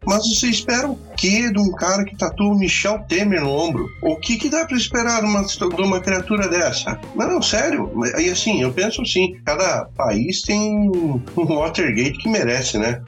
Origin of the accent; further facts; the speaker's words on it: Brazil; Sou brasileiro